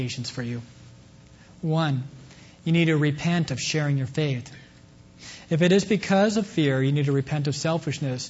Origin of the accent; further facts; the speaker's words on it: Kansas, United States; moved away; coming back to my hometown in Kansas